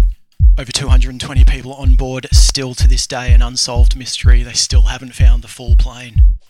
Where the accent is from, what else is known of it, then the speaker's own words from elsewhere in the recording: Melbourne, Victoria, Australia; my hometown and where we are broadcasting from right now, Melbourne, Australia.